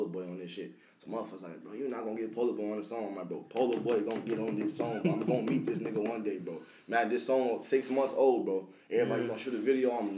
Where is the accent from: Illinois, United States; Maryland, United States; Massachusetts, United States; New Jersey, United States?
Illinois, United States; Peoria; I'm from Peoria. I'm 17